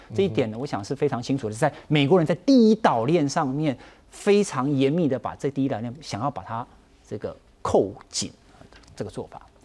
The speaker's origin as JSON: {"language": "Chinese", "country": "Taiwan", "said": "我们台湾人"}